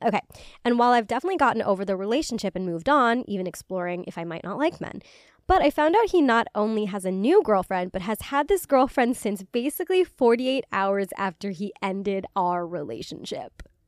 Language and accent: English; Illinois, United States; the area code in my, in my hometown